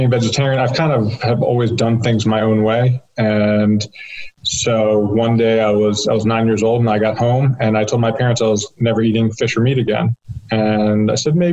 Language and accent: English; Annapolis, Maryland, United States; I'm from Annapolis